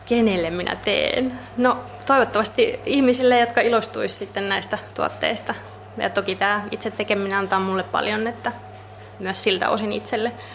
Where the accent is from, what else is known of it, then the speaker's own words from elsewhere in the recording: Helsinki, Uusimaa, Finland; moved away; Mä oon Helsingistä kotoisin